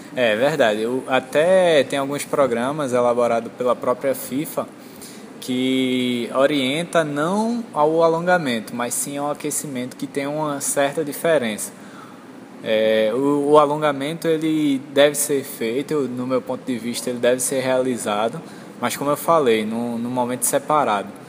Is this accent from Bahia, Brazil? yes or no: no; Recife, Pernambuco, Brazil; sou de Recife, formado pela UFPE